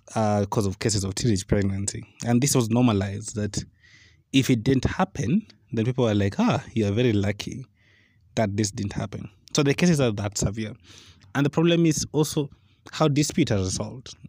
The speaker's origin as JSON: {"language": "English", "area": "Western Kenya", "region": "Nyanza", "country": "Kenya", "said": "I'm from Nyanza, and in Western Kenya"}